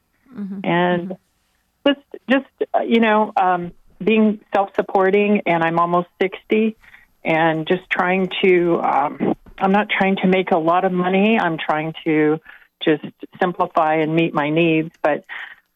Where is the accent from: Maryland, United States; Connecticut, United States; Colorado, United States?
Colorado, United States; moved away; I'm 3,500 miles from home. I'm from Colorado originally